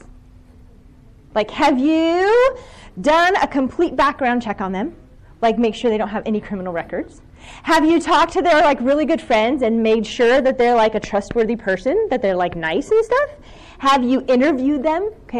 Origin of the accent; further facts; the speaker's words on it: Ohio, United States; I'm from Ohio